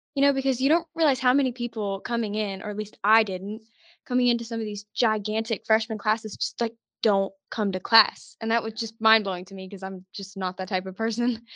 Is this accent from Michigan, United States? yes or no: no; Tuscaloosa, Alabama, United States; I'm actually from Tuscaloosa